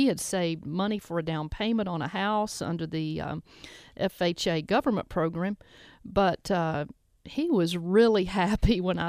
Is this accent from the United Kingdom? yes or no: no; Mississippi, United States; born there; now in Memphis, United States; I was born in the Mississippi Delta, began my career in New Orleans, and now have a gallery in the South Main Arts District in downtown Memphis.